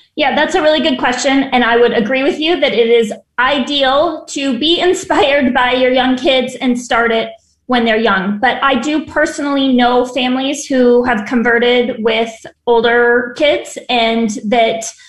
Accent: San Diego, California, United States; moved away as an adult; also born or lived in Chicago; now in Los Angeles, United States; I'm from San Diego and live in Los Angeles now

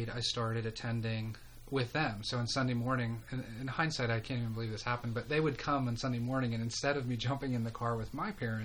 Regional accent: Central Pennsylvania, United States; moved away as an adult; also born or lived in Greenville, South Carolina; I'm from Pennsylvania originally. Grew up in a small town

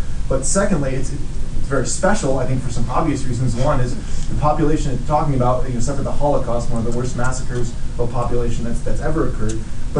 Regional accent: Rochester, New York, United States; from Rochester

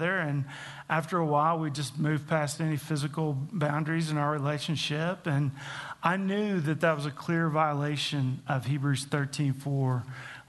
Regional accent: Tulsa, Oklahoma, United States; I grew up in Tulsa, Oklahoma, as the oldest of four

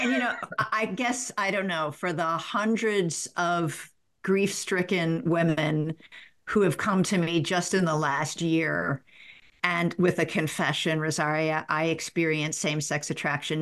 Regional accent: the South, United States; I'm from the South

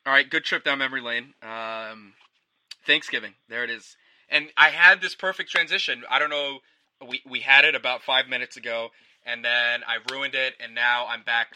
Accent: North Carolina, United States; moved away; also born or lived in Maryland; I grew up in North Carolina

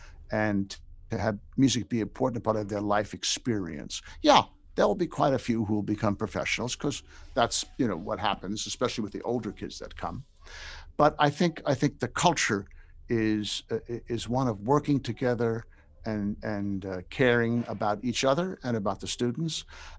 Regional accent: New York, United States; I grew up in New York, yeah. So we weren't a grits place.

